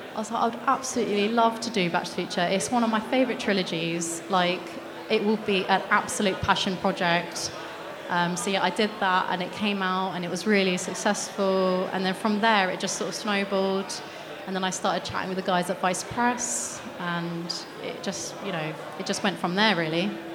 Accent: United Kingdom; I'm British

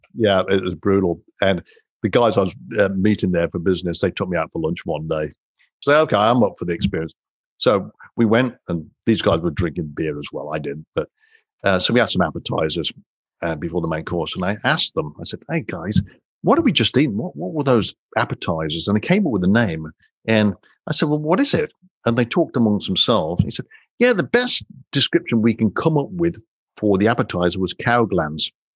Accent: Coventry, West Midlands, United Kingdom; I'm from England, as you know, born and raised in Coventry

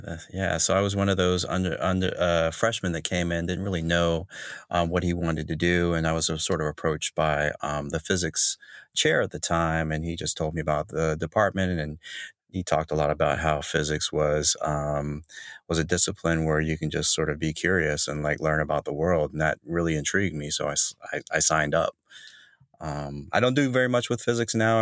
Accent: Jacksonville, North Carolina, United States; also born or lived in Raleigh / Charlotte / Chapel Hill / Greensboro; now in Chicago, United States; I'm from North Carolina, a hail from small city, Jacksonville

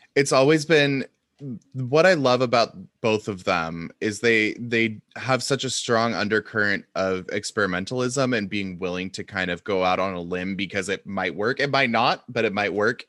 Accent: Seattle, Washington, United States; I grew up in Seattle and so I kind of grew up in that the West Coast liberal bubble

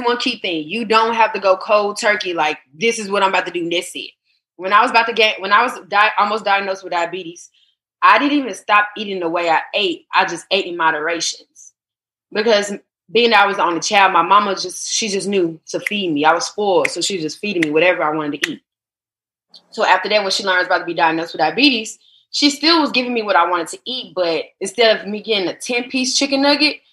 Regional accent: the South, United States; I was born in the South

